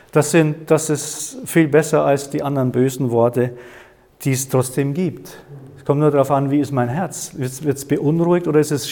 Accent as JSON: {"language": "German", "region": "Bavaria", "country": "Germany", "tie": "born or raised there", "said": "Nee, ich, bin, ich komme aus dem Chiemgau, aus dem, ich bin am Chiemsee aufgewachsen."}